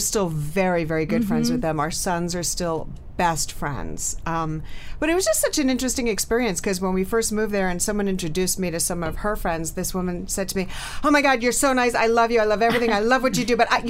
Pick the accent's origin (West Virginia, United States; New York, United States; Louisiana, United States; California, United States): New York, United States; moved away as an adult; now in New Jersey, United States; I am an Upper East Side girl, born and raised on the Upper East Side. Born and raised on the Upper East Side and went kicking and screaming to New Jersey when my son was in fourth grade.